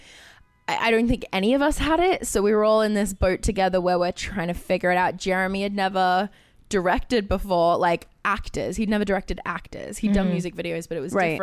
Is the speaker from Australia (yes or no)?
yes; Australia; I grew up in Australia